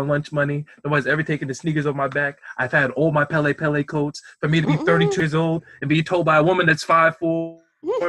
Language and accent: English; United States; I'm like American, lost my heritage with slavery